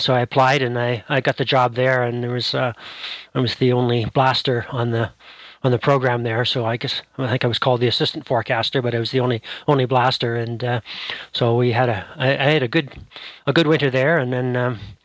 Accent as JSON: {"language": "English", "town": "Ottawa", "region": "Ontario", "country": "Canada", "tie": "born or raised there", "also_born_or_lived": "Western Canada", "moved": "as an adult", "said": "I grew up in Ottawa"}